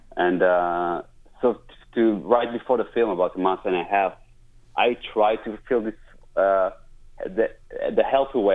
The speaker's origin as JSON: {"language": "English", "country": "Israel", "moved": "as an adult", "lives_now": "United States", "said": "I'm from Israel originally"}